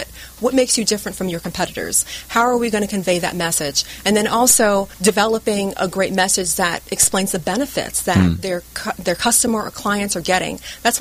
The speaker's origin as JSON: {"language": "English", "town": "Oceanside", "region": "California", "country": "United States", "also_born_or_lived": "Seattle", "moved": "as an adult", "lives_now": "Orange County, United States", "said": "I'm actually from San Diego."}